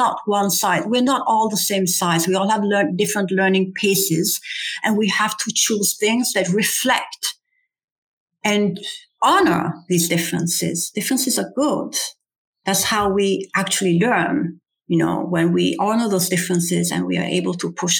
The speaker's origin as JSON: {"language": "English", "region": "Lazio", "country": "Italy", "said": "I'm from Lazio"}